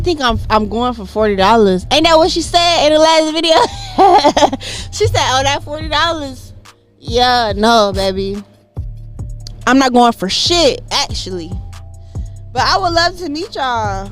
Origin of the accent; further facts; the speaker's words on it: Jacksonville, Florida, United States; moved away as an adult; now in Atlanta, United States; I'm from Jacksonville, Florida